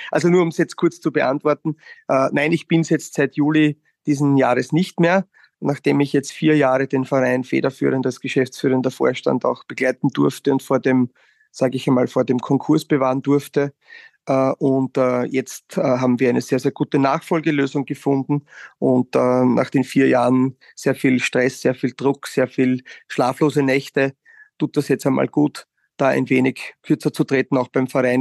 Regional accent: Wiener Neustadt, Lower Austria, Austria; in meiner Heimatstadt die Rolle des Vizebürgermeisters ausüben kann

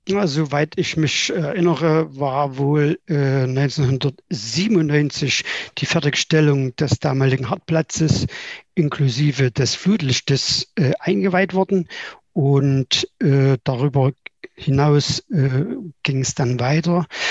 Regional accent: Weida, Thuringia, Germany; ich bin in Weida geboren

